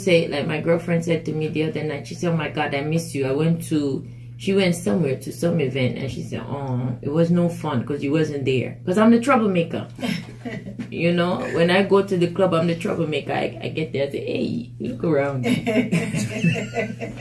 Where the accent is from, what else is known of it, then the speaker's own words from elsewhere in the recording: Jamaica; growing up in Jamaica, we, you know, even in Africa, we respect the church